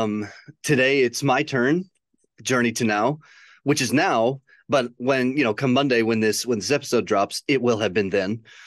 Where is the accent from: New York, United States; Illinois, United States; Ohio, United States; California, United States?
Illinois, United States; a suburb of Chicago; moved away; also born or lived in Michigan / Western Kentucky; grew up in a suburb of Chicago.